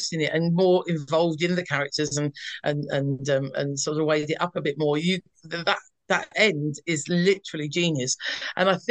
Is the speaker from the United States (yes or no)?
no; London, United Kingdom; moved away as an adult; now in North of England, United Kingdom; I come from South East London, and at this point I had moved to up north where I live now.